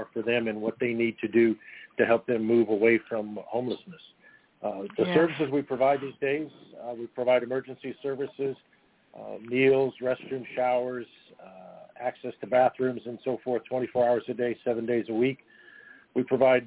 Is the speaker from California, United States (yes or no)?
yes; Los Angeles, California, United States; I was born and raised in Venice, California